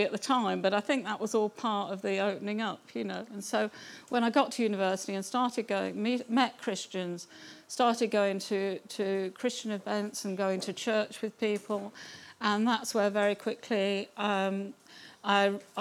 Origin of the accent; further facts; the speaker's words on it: Kettering, East Midlands, United Kingdom; moved away as an adult; I was actually born in Kettering, so not far, so I've almost ended up coming back home. I was born in Kettering.